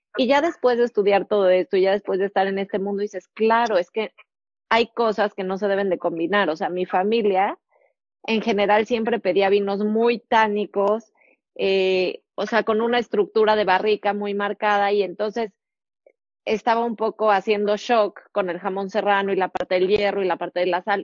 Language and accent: Spanish; Mexico; como mexicanos